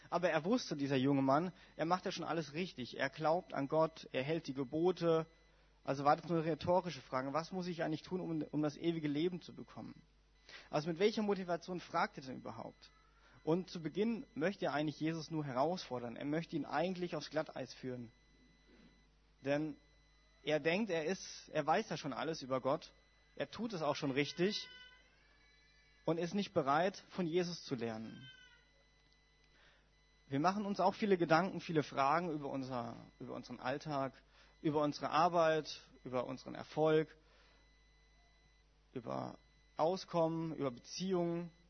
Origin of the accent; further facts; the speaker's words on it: Heidelberg, Baden-Württemberg, Germany; ich komme ja aus Baden-Württemberg und ich komme aus einer FWG in also Großraum Heidelberg